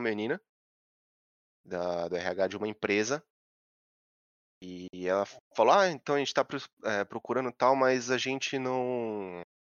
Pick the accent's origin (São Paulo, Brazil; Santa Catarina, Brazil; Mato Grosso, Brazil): São Paulo, Brazil; eu sou de São Paulo, que nem você. Sou do Centrão, que é Santa Cecília.